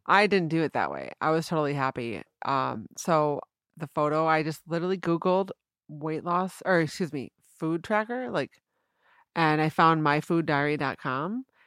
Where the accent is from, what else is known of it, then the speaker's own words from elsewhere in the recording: East Grand Rapids, Michigan, United States; moved away as an adult; also born or lived in Boston; I'm from East Grand Rapids